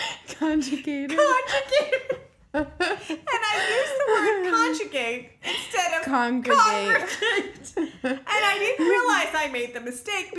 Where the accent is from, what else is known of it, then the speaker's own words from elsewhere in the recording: New Jersey, United States; I'm from Jersey